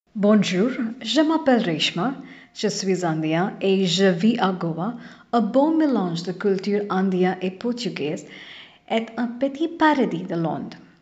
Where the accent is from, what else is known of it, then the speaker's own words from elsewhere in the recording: Canada; first language English; French is a second language; also born or lived in France; je suis canadienne de langue anglaise